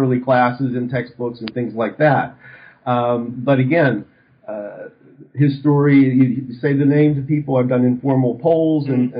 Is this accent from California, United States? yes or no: no; Western Pennsylvania, United States; moved away; also born or lived in Arizona; I grew up in Western Pennsylvania